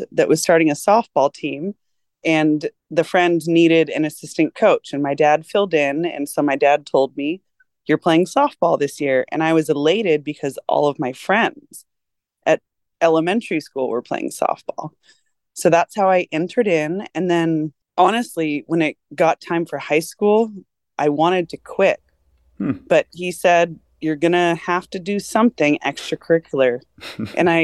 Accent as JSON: {"language": "English", "area": "Orange County", "region": "California", "country": "United States", "tie": "born or raised there", "also_born_or_lived": "Long Beach, California", "said": "I was born in Long Beach, California. To get me into a better school district, my mom moved me when I was 10 years old to Orange County"}